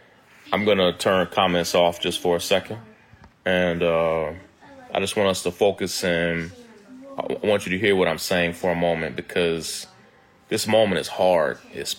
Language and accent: English; Kentucky, United States; I'm from Kentucky, born and raised in Kentucky.